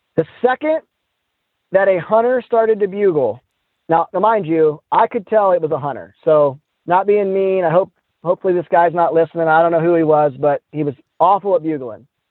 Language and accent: English; Midwest, United States; I'm from the Midwest